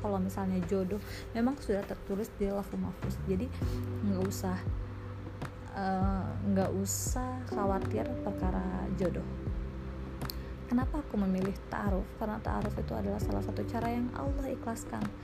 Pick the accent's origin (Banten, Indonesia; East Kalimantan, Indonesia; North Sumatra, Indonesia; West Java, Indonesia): West Java, Indonesia; Sukabumi; moved away as an adult; now in Bandung, Indonesia; aku lahir dan dibesarkan di Sukabumi